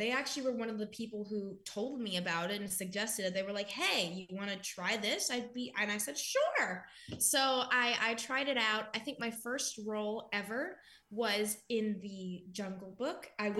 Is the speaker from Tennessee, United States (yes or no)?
no; The Woodlands, Texas, United States; And I was born in the Woodlands. So that's like more of the city upscale-y part of that section.